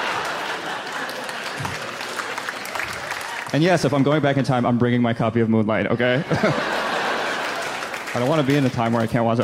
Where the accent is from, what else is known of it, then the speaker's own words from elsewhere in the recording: Santa Monica, California, United States; I grew up in Santa Monica, California